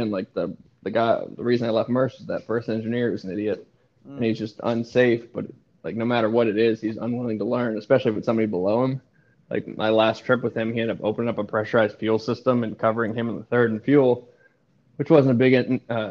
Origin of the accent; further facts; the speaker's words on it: Portland, Maine, United States; moved away; growing up in Maine